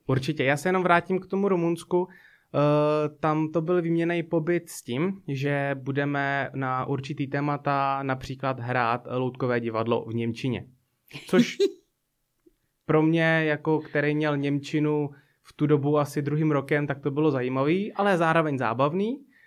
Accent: Blížejov, Plzeň Region, Czechia; Já byl vlastně na základní škole v takové malé obci

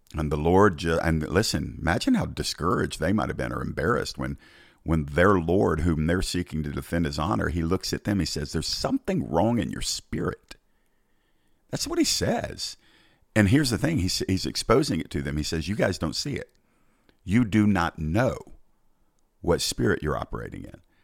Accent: Georgia, United States; my home state of Georgia

